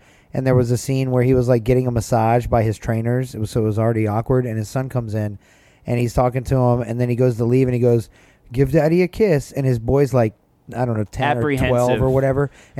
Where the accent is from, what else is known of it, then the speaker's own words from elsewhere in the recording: Atlanta, Georgia, United States; And it's in my hometown.